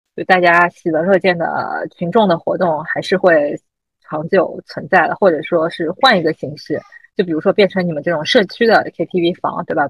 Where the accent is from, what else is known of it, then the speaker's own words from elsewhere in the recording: Shanghai, China; moved away as an adult; 我记得我三十岁生日的时候，当时因为也是不在上海，所以，但是为了生日请大家一起玩儿，所以就特地回到上海